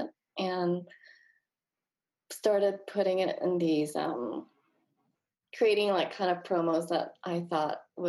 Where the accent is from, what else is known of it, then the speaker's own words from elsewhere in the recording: Malaysia; now in Los Angeles, United States; I grew up in Malaysia